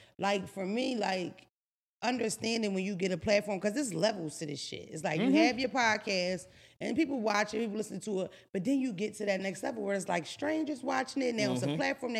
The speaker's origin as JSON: {"language": "English", "town": "Philadelphia", "region": "Pennsylvania", "country": "United States", "said": "I'm that old where when I first meet people, I kind of test that out first. Like, I don't just come off, what's up, bitch? Not to mention, I'm from Philadelphia."}